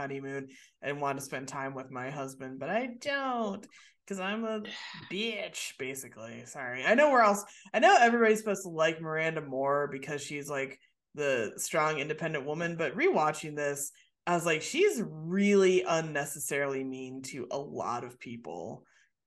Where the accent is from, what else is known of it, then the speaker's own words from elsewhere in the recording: Michigan, United States; accent: Michigan; my Michigan accent